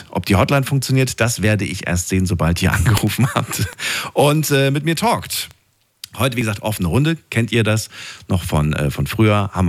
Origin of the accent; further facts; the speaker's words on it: Stuttgart, Baden-Württemberg, Germany; Ich komme aus Stuttgart. Aus Stuttgart.